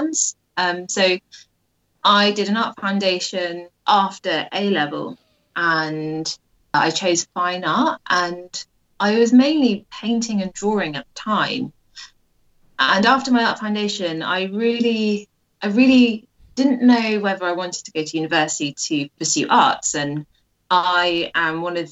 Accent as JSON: {"language": "English", "town": "Royal Wootton Bassett", "region": "South West England", "country": "United Kingdom", "tie": "born or raised there", "moved": "yes", "lives_now": "Bristol, United Kingdom", "said": "I grew up in Royal Witham Bassett, which is a small town in Wiltshire."}